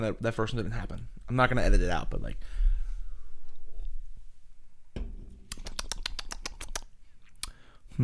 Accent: Trenton, New Jersey, United States; I was born in Trenton

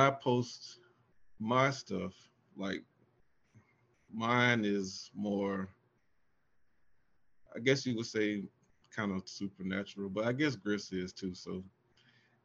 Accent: Augusta, Georgia, United States; now in Atlanta, United States; I'm originally from Augusta, Georgia, and currently live in Atlanta.

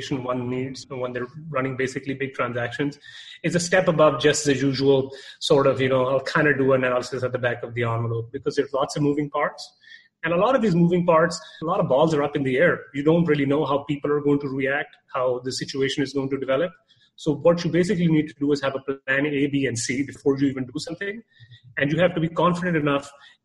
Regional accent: Canada; moved away as an adult; now in Dallas, United States; I'm from Canada

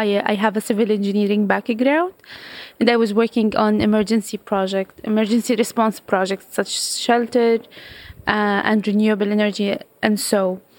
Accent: Jordan; I'm from Jordan.

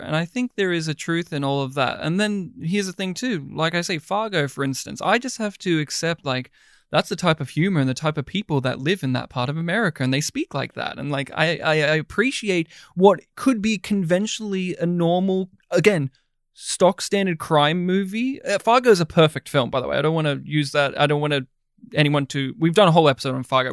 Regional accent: Australia; as an Australian

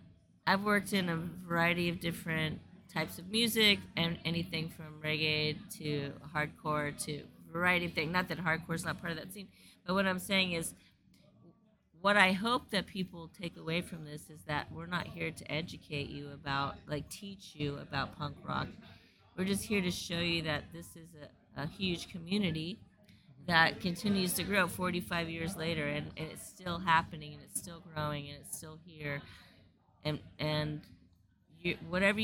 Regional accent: South Florida, United States; I grew up in South Florida

